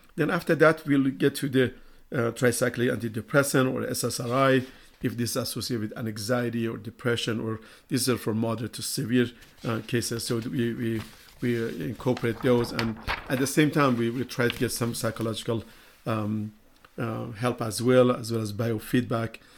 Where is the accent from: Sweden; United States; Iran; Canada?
Iran; moved away; I'm from Iran